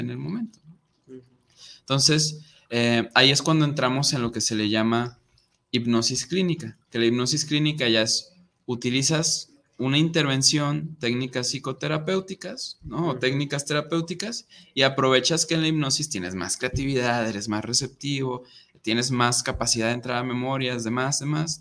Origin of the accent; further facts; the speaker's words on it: Guadalajara, Jalisco, Mexico; moved away as an adult; now in Monterrey, Mexico; me voy a mi pueblito, ¿no? Acá a Guadalajara